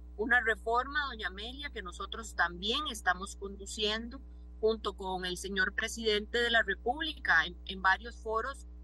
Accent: Costa Rica; como costarricense

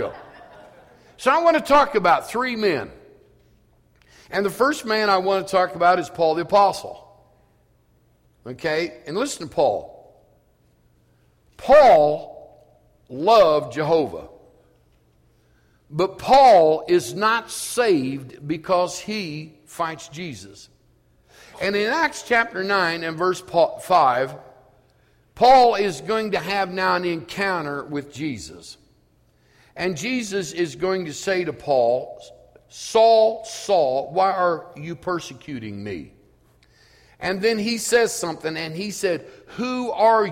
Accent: Elwood, United States; I grew up in Elwood, and I grew up in a community of black people

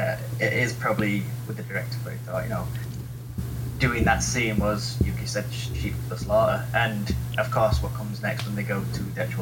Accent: England, United Kingdom

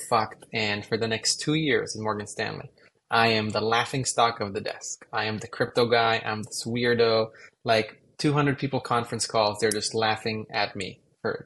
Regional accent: Israel; moved away; I grew up in Israel

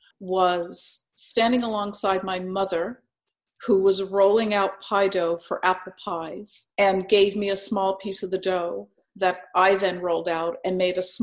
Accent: Bloomfield, New Jersey, United States; also born or lived in Newark, New Jersey; I was born in Newark and grew up in Bloomfield, New Jersey

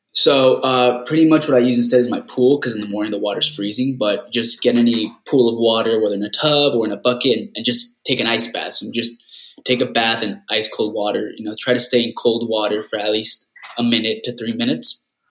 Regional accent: Rancho Cucamonga, California, United States; also born or lived in La Puente, California; grew up in Rancho Cucamonga, Southern California. I grew up there most of my life

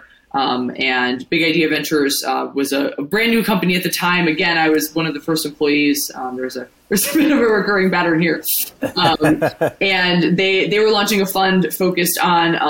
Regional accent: Ohio, United States; moved away as an adult; now in New York, United States; I'm from the Midwest. I'm from Ohio originally. I moved to New York in 2014 to go to NYU's business school

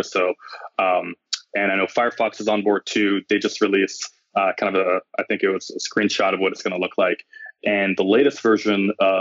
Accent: Montreal, Quebec, Canada; moved away as an adult; now in Bay Area, United States; I'm originally from Montreal, and I moved to the Bay Area about maybe 8 to 9 months ago to join Netflix

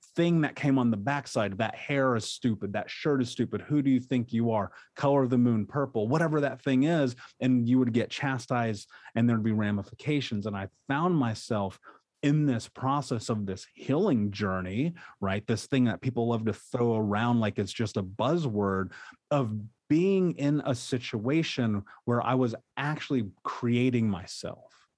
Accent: Indianapolis, Indiana, United States; I grew up in Indianapolis

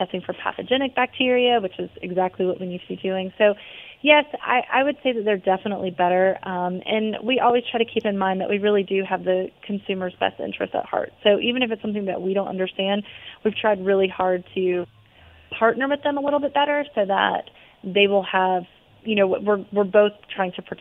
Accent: Georgia, United States; we are in the South. We're from Georgia.

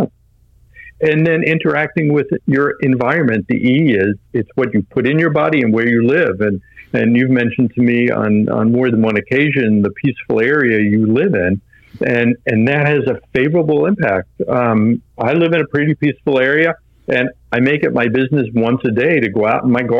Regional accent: Long Island, New York, United States; I was born on Long Island

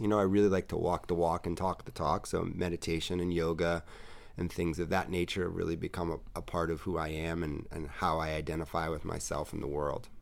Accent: New York City, New York, United States; I am a true native New Yorker. I grew up in New York City.

